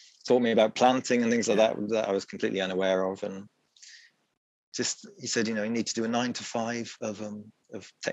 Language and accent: English; Wales, United Kingdom; also born or lived in Leeds; I'm from Wales, I'm from a small town in Wales